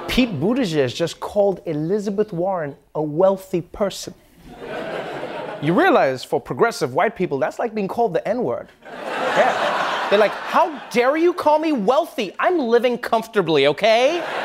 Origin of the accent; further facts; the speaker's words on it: Kenya; born there; I was born in Kenya.